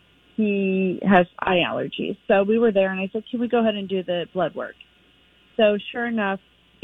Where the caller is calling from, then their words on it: Kansas City, Missouri, United States; I'm calling from Kansas City, so I know of Holistic that I went to.